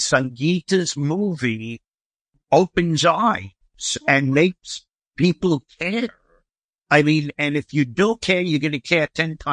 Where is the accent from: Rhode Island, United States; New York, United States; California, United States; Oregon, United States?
New York, United States; New York City; I grew up in Brooklyn